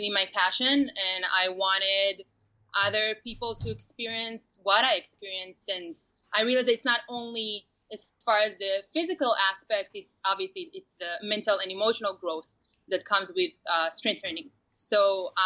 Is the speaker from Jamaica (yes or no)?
no; Israel; I was born and raised in Israel